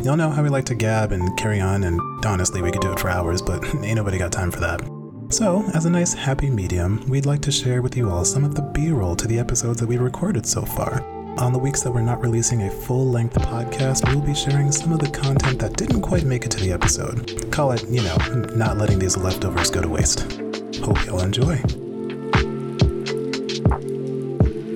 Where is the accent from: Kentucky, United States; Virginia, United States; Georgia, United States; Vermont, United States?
Vermont, United States; I grew up in Vermont